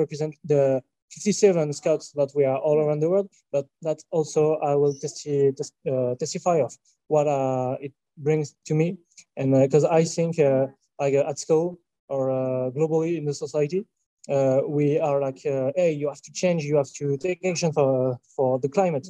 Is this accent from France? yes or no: yes; France; I'm from France